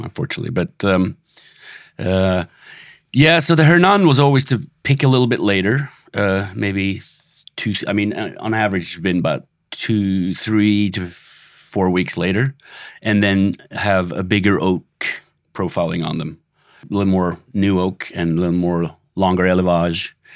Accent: Sweden; now in Los Angeles, United States; I'm originally from Sweden

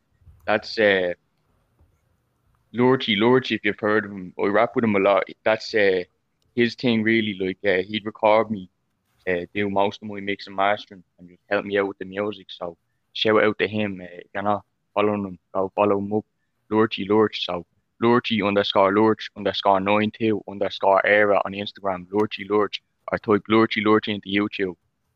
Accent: Dublin, Leinster, Ireland; I'm a rapper from Ireland, Dublin 5.

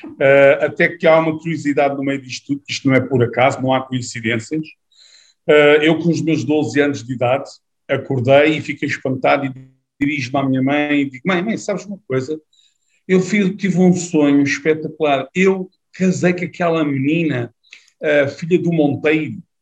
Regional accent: South Africa; moved away as an adult; now in Portugal; nasci na África do Sul, uh, tive até os meus 18 anos na África do Sul, depois vim para Portugal.

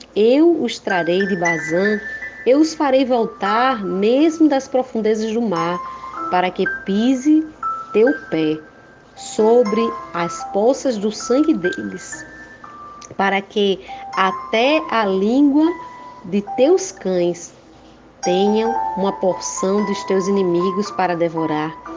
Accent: Rio Grande do Norte, Brazil; sou do Rio Grande do Norte

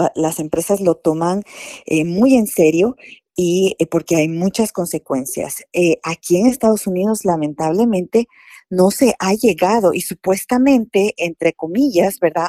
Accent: Guatemala; now in United States; decimos en Guatemala

